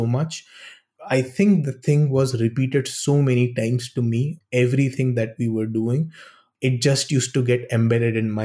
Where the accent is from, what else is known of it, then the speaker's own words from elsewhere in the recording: India; moved away as an adult; I come from India